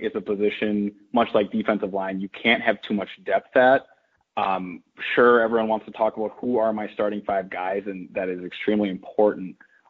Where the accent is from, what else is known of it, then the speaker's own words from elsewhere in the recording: Minnesota, United States; Look, I'm from Minnesota.